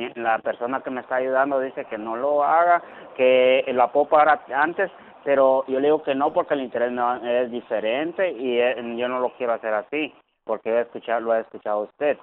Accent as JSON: {"language": "Spanish", "country": "Guatemala", "moved": "yes", "lives_now": "New York, United States", "said": "Yo soy de Guatemala"}